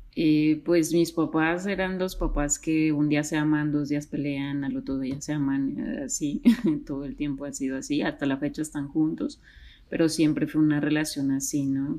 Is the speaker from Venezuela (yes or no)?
no; Mexico; now in Bogotá, Colombia; yo soy mexicana, pero radico ahorita en Bogotá, Colombia.